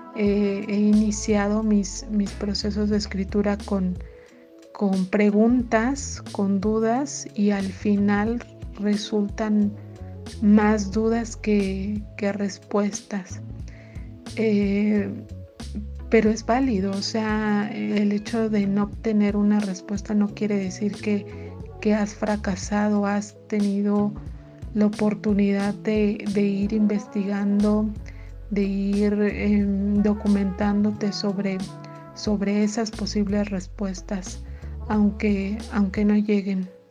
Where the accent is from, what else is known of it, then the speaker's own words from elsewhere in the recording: Querétaro, Mexico; soy queretana